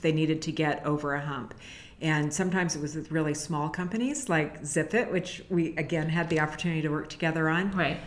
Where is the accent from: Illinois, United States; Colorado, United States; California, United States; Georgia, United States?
California, United States; San Francisco; I've always lived in San Francisco